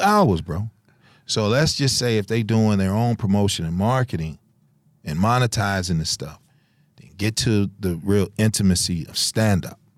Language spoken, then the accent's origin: English; Chicago, Illinois, United States; moved away; we come from Chicago